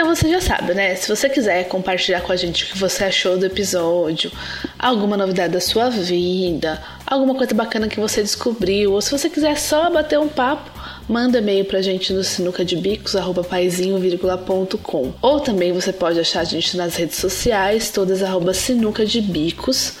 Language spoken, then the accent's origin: Portuguese; Brasília, Federal District, Brazil; sou de Brasília